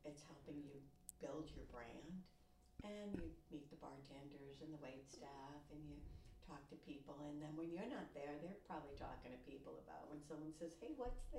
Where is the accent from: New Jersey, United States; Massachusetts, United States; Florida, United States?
Massachusetts, United States; Lynn; I was the first baby born out of Lynn Hospital